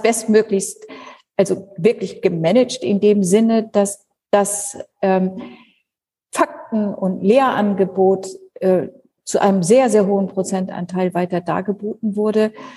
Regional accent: Schleswig-Holstein, Germany; moved away as an adult; also born or lived in Lower Saxony; now in Berlin, Germany; Ich bin tatsächlich in Schleswig-Holstein aufgewachsen, also dort natürlich auch geboren

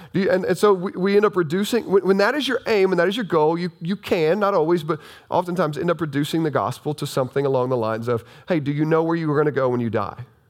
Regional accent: southern Illinois, United States; this is still Bible Belt country down here

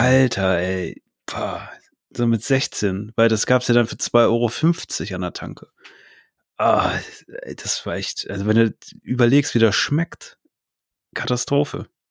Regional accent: Northern Germany, Germany; also born or lived in Hannover; ich also als Norddeutscher

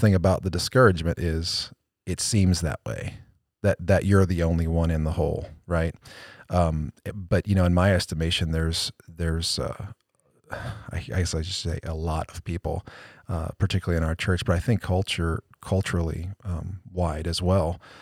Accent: Cleveland, Ohio, United States; I'm going for my hometown team. I'm going for the Browns. Cleveland all the way

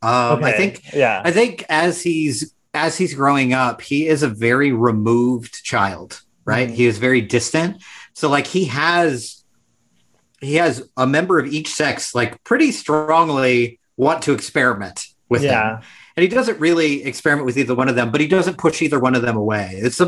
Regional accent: United States; being born and raised in the United States

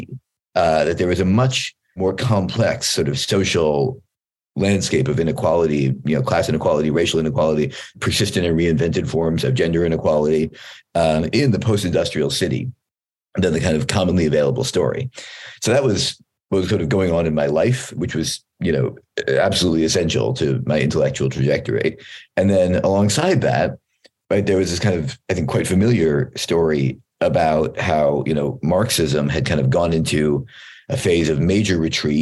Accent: Philadelphia, Pennsylvania, United States; moved away as an adult; now in New Haven, United States; I did my PhD at Yale, and I grew up in Philadelphia

